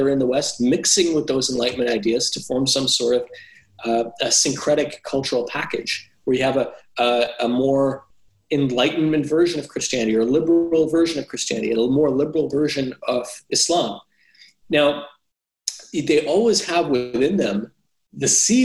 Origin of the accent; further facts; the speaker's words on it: Canada; Muslim community I grew up in Canada